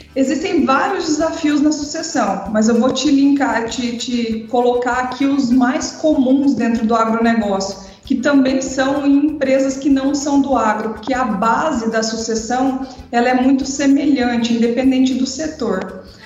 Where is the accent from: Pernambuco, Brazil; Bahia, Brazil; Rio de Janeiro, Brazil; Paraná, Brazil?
Paraná, Brazil; São Miguel do Iguaçu; also born or lived in Mato Grosso do Sul; now in Mato Grosso, Brazil; sou paranaense de São Miguel do Iguaçu, mas moro no Mato Grosso desde 1996